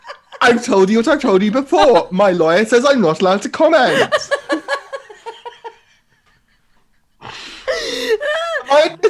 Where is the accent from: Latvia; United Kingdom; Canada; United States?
United Kingdom; also born or lived in Balsall Heath, Birmingham; I feel as a British person